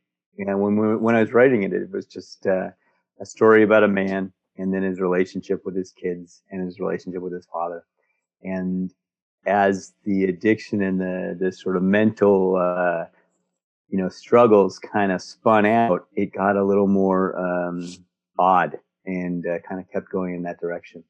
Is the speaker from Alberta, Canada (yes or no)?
no; Montreal, Quebec, Canada; moved away as an adult; I grew up in Montreal. That's really the only growing up place I know